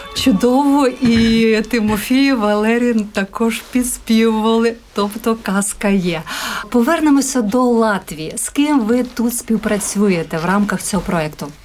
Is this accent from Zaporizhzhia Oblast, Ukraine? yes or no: no; Zakarpattia Oblast, Ukraine; now in Latvia; Я з Закарпаття